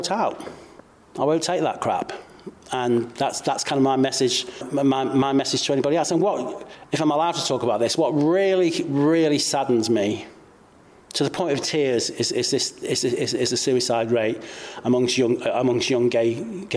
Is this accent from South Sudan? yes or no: no; Cheshire, North West England, United Kingdom; I'm 57 years old and I'm from Cheshire